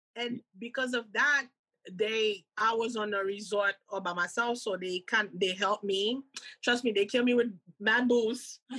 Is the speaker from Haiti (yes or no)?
yes; Cap-Haïtien, Nord, Haiti; moved away; growing up in Haiti